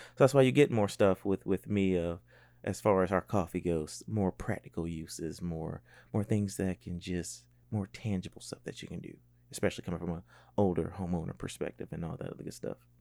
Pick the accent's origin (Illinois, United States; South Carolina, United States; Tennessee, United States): South Carolina, United States; Columbia; moved away as an adult; now in Charleston, United States; born and raised in Columbia, South Carolina